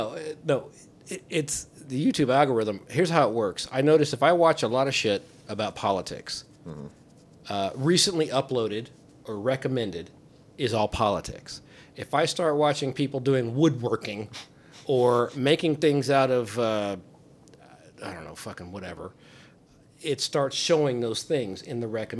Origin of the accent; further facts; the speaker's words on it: Kentucky, United States; born there; also born or lived in California / Ohio; But no, I moved, I was born in Kentucky, moved to California, moved to two different places in Ohio.